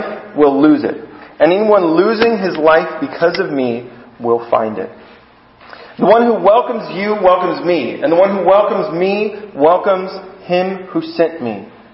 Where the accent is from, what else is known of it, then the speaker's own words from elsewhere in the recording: United States; I'm an American